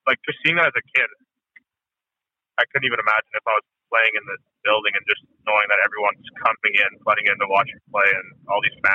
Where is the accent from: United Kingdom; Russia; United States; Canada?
Canada; Vancouver, British Columbia; born or raised there